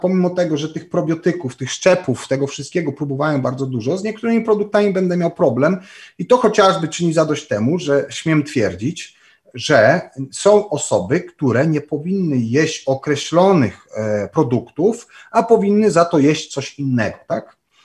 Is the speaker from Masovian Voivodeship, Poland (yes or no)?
no; Częstochowa, Silesian Voivodeship, Poland; pochodzę i urodziłem się w Częstochowie